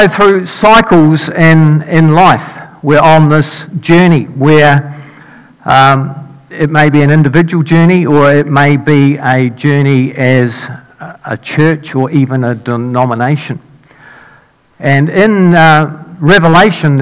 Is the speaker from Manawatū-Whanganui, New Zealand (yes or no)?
no; Dunedin, Otago, New Zealand; moved away as an adult; when I grew up in Dunedin, I lived there for 19 years.